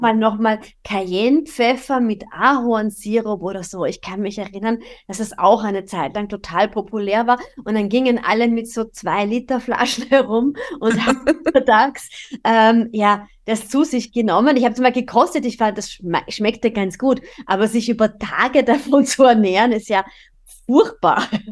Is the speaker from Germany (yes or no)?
no; Austria; bei uns in Österreich